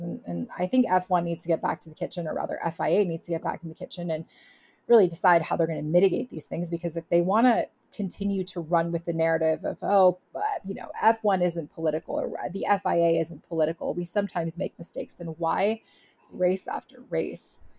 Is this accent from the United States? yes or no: yes; Southern California, United States; growing up in Southern California